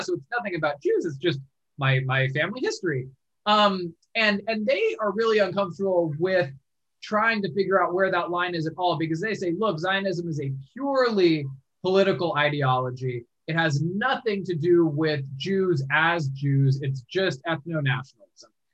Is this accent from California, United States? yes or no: yes; San Francisco, California, United States; moved away as an adult; also born or lived in Vancouver, Canada / Wyoming / North Dakota; now in Washington, D.C., United States; I grew up in San Francisco